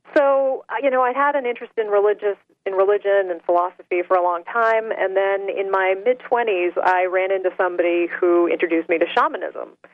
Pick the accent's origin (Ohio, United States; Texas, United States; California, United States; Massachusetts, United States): Massachusetts, United States; Salem; I grew up in Salem, Massachusetts